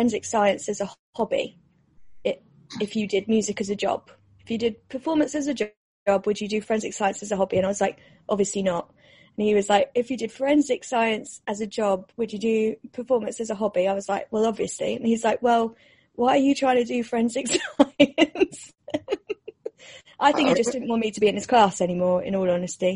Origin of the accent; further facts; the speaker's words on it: London, United Kingdom; I'm from London. Ah, London. Born and raised